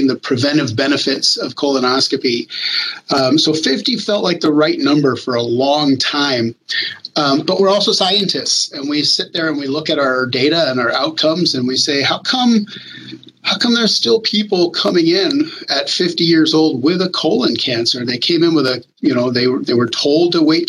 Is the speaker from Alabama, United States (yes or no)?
no; New Mexico, United States; I'm from New Mexico. My parents worked at the National Labs in Los Alamos